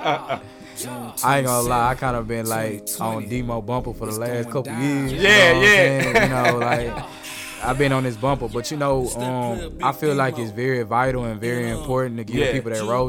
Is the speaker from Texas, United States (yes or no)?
yes; Houston, Texas, United States; I'm from Houston